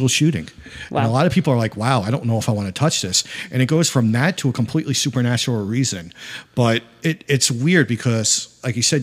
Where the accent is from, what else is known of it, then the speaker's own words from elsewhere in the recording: Amityville, New York, United States; I grew up in Amityville, which is mainly minority town.